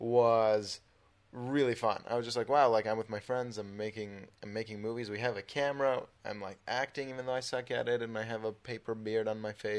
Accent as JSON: {"language": "English", "area": "Bay Area", "region": "California", "country": "United States", "tie": "born or raised there", "also_born_or_lived": "Israel / Orange County", "moved": "as an adult", "lives_now": "Los Angeles, United States"}